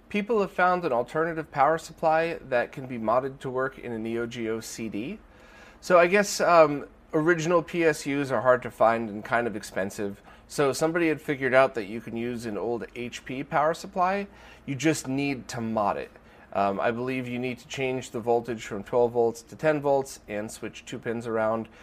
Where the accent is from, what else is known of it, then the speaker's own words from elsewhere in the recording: United States; I'm an American